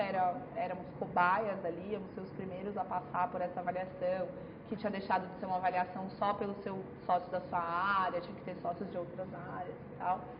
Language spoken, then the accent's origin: Portuguese; Franca, São Paulo, Brazil; moved away as an adult; now in São Paulo, Brazil; Eu sou de Franca